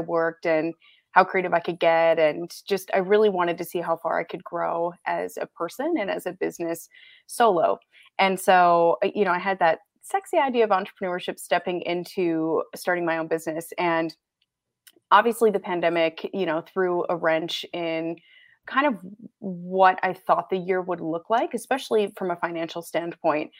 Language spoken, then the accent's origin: English; Michigan, United States; moved away as an adult; also born or lived in Canada / Grand Rapids, Michigan; I'm born and raised Michigan. I live in Grand Rapids, Michigan currently